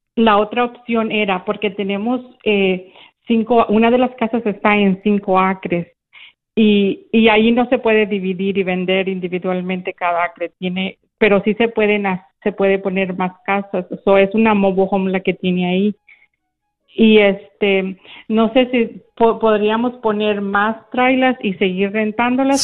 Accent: San Luis Potosí, Mexico; now in Daytona, United States; yo soy originaria de San Luis, pero tengo 28 años viviendo en la Florida.

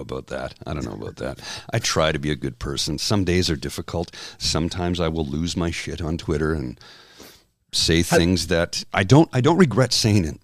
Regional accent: Canada; also born or lived in Ottawa; as a Canadian

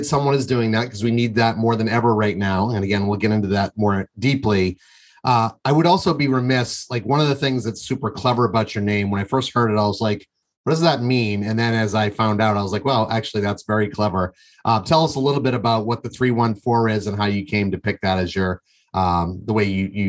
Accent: Windham, Maine, United States; I'm from Windham, Maine originally.

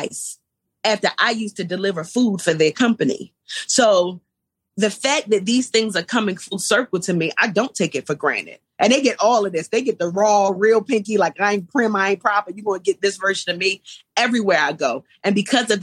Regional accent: Baltimore, Maryland, United States; moved away; also born or lived in Atlanta; I come from East Baltimore

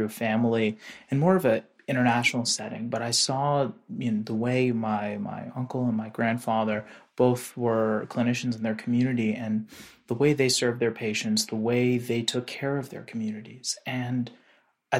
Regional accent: McLean, Virginia, United States; moved away; also born or lived in Washington, D.C.; I grew up in Washington, D.C., around in the suburbs of McLean, Virginia.

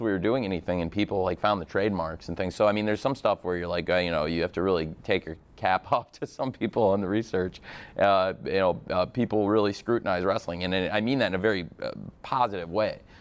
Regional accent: Illinois, United States; I'm from Illinois

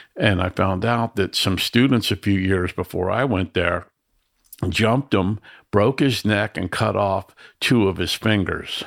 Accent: Miami, Florida, United States; I grew up in the ghetto in Miami

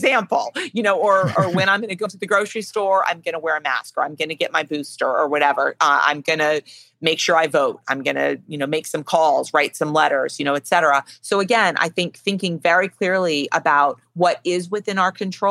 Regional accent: Chicago, Illinois, United States; moved away; I was born in Chicago. I have lots of family still in Chicago

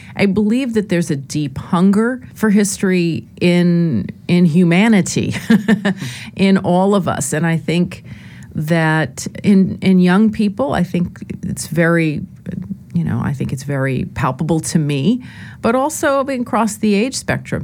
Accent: Lower Westchester County, New York, United States; I grew up in Lower Westchester County, uh, New York

